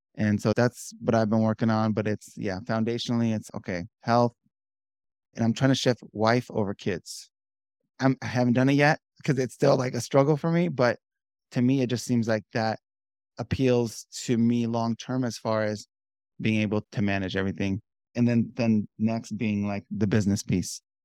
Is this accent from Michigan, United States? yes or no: no; Southern California, United States; born and raised in Southern California.